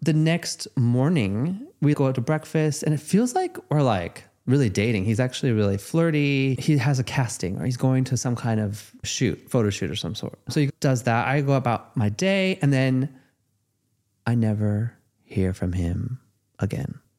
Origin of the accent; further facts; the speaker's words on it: Los Angeles, California, United States; Growing up in Los Angeles, dating in Los Angeles